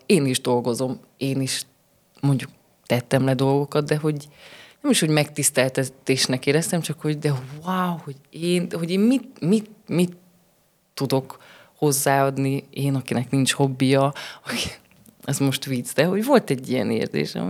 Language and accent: Hungarian; Sfântu Gheorghe, Covasna County, Romania; also born or lived in Târgu Mureș; én így születtem, én itt töltöttem a suli évet, ide kerültem vissza